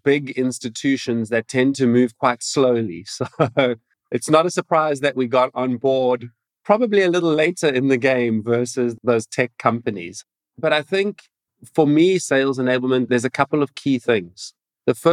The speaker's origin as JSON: {"language": "English", "town": "Cape Town", "region": "Western Cape", "country": "South Africa", "said": "I'm coming from South Africa, Cape Town. It's my home"}